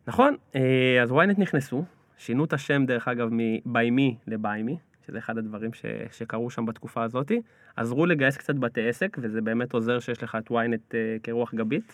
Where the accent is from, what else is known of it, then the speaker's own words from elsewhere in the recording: Mevaseret Zion, Jerusalem District, Israel; אני גדלתי במבשרת, מבשרת ציון